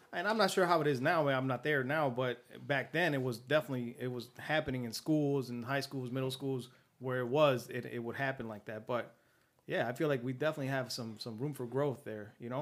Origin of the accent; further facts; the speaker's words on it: Compton, California, United States; I was born and raised in Compton, California